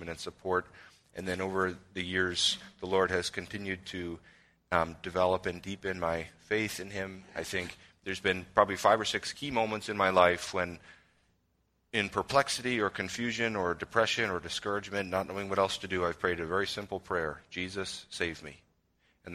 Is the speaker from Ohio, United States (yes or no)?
no; Chicago suburbs, Illinois, United States; I grew up in the Chicago suburbs